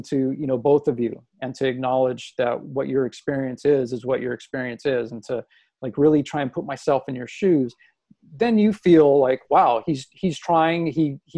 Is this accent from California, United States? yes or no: yes; Los Angeles, California, United States; growing up in Los Angeles